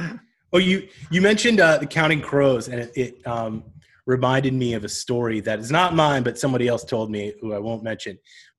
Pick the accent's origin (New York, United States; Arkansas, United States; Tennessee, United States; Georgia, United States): New York, United States; upstate; now in Brooklyn, United States; I grew up in upstate New York.